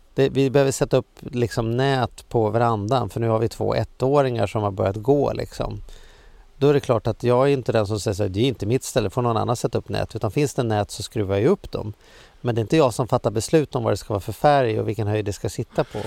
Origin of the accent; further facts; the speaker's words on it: Sweden; livet som svensk